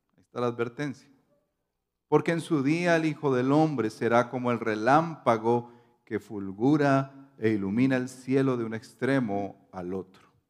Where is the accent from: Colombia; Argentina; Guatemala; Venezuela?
Colombia